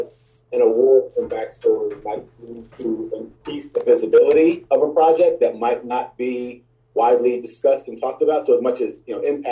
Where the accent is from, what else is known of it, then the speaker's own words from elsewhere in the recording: Southern Illinois, United States; growing up in Southern Illinois, we played war every day.